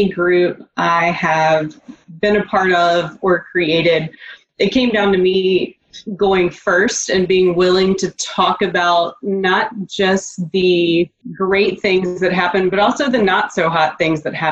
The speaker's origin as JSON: {"language": "English", "region": "the South", "country": "United States", "also_born_or_lived": "East Coast", "moved": "as an adult", "lives_now": "San Diego, United States", "said": "you can hear in my voice, I'm clearly not from here. I'm from the South. It is all in the way that I talk"}